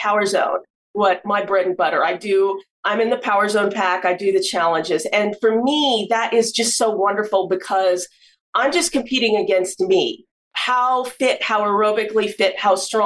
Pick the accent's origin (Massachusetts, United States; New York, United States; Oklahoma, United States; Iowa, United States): Oklahoma, United States; Norman; moved away as an adult; now in Philadelphia, United States; I was born in Norman, Oklahoma, boomer sooner